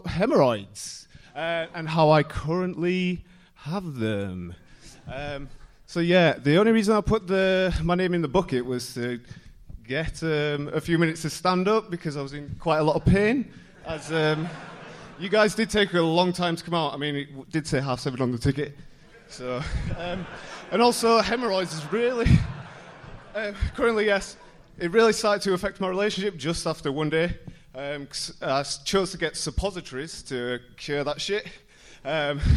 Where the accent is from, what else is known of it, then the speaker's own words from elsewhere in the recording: Leeds, Yorkshire and the Humber, United Kingdom; I'm from Leeds